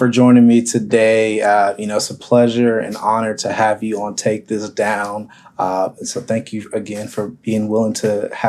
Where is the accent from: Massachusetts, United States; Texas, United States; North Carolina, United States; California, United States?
Texas, United States; Arlington; I grew up in Arlington, a little bit all over Arlington